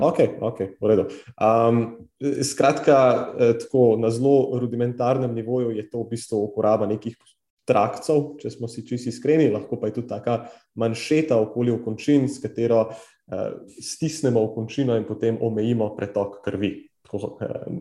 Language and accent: Slovenian; Slovenia; res smo, neverjetni smo kot narod